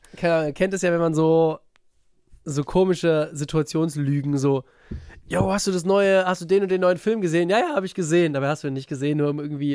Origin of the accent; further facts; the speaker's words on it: near Frankfurt, Hesse, Germany; ich komme aus da, äh, in der Nähe von Frankfurt